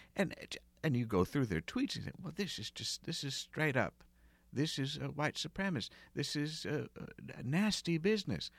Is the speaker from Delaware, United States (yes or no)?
no; outside of Philadelphia, Pennsylvania, United States; grew up outside of Philadelphia, and they have a pretty harsh accent